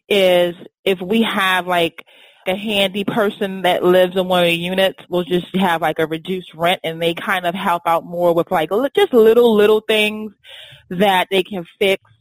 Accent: New York City, New York, United States; now in Washington, D.C., United States; I grew up in Brooklyn

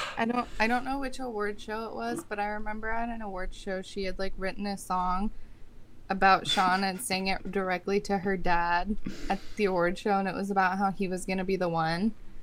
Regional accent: United Kingdom; I'm a Brit.

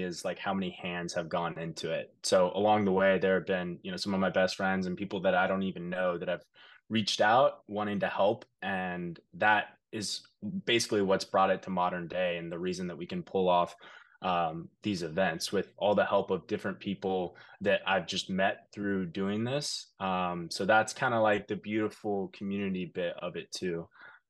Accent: Kansas City, Kansas, United States; moved away as an adult; now in New York City, United States; originally I'm from Kansas City, Kansas. I moved to New York about 4 years ago

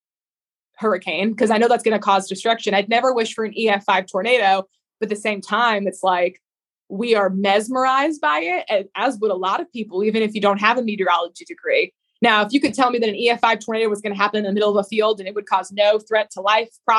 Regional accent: New England, United States; I grew up in New England

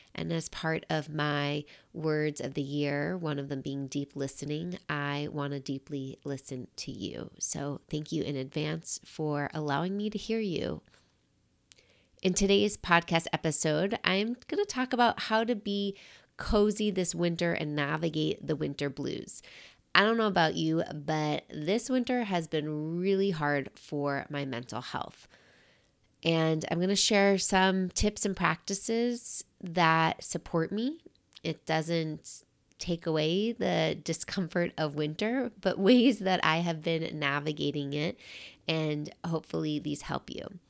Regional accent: New York City, New York, United States; moved away as an adult; also born or lived in Michigan; now in Seattle, United States; growing up in New York City, we have winters.

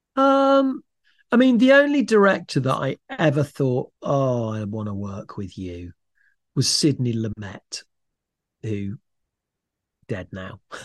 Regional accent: Leicester, East Midlands, United Kingdom; moved away as an adult; also born or lived in London; I grew up in Leicester, had a lovely, happy, safe childhood

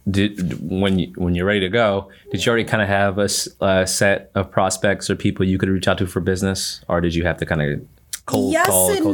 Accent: Boston, Massachusetts, United States; people I grew up with in Boston, I grew up in Roxbury

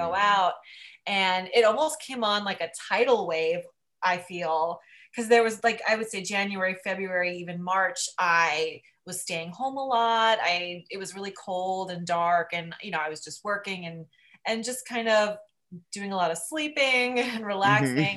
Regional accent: Union, New Jersey, United States; moved away as an adult; now in New York, United States; I grew up in a town called Union, which is maybe 45 minutes outside of the city

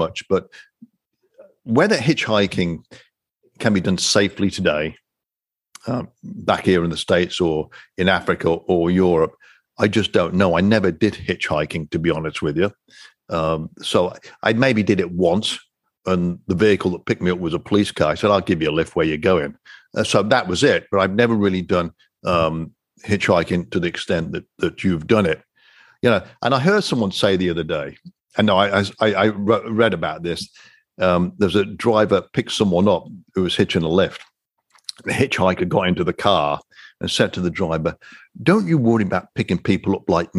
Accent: United Kingdom; I'm a Brit

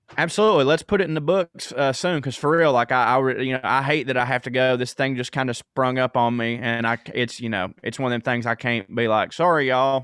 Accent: the South, United States; we're both from the South

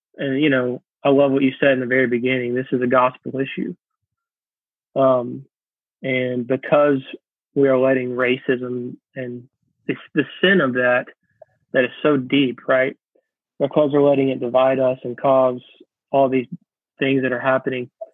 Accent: Georgia, United States; moved away as an adult; also born or lived in South Carolina; now in New Orleans, United States; I live in the New Orleans area, but I'm originally from Georgia and grew up in South in uh, uh, in Georgia. I also lived in South Carolina for a little bit

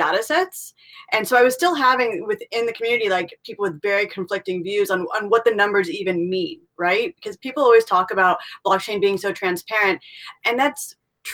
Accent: California, United States; also born or lived in Middle East; I'm from California

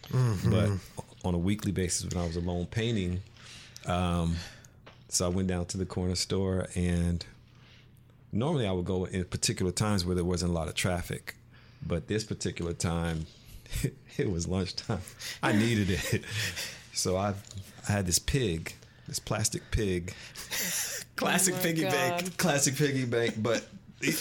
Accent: Jersey Shore, New Jersey, United States; I grew up on the Jersey Shore

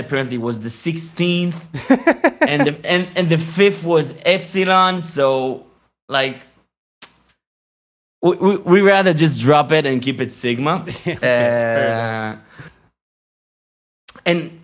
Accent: Jerusalem, Jerusalem District, Israel; English is a second language; Jerusalem in the 90s was awesome. Growing up and it really, like, that was the time, the best time to grow over there

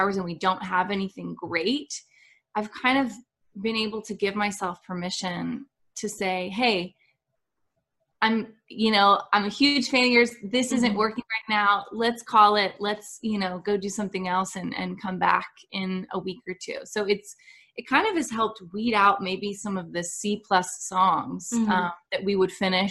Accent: Nashville, Tennessee, United States; also born or lived in Dallas, Texas; we moved to Nashville in 1996

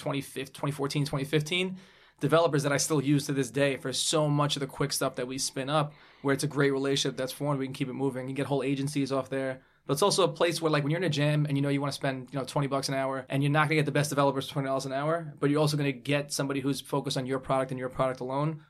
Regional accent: New York City, New York, United States; I grew up in Brooklyn

